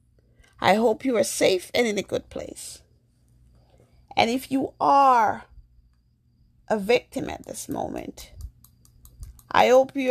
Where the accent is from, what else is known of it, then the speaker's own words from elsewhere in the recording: New York, United States; also born or lived in Jamaica; I'm African American, born in Jamaica. I grew up in New York